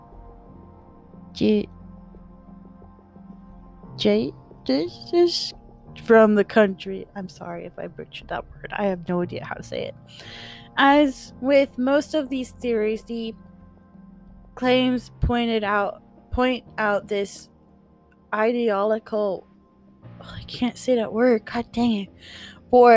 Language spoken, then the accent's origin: English; United States; I'm American